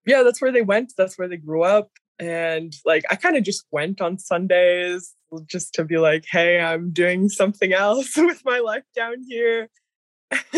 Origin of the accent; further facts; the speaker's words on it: St. Mary's, Alaska, United States; also born or lived in Mount Edgecumbe, Alaska; I am originally from St. Mary's, Alaska.